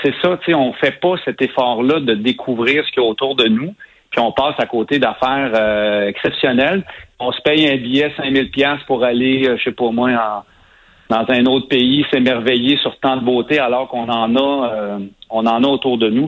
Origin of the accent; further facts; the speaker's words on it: Saint-Ours, Quebec, Canada; j'habite, en fait, j'ai grandi à Saint-Ours, qui est un petit village à 15 minutes de cet endroit-là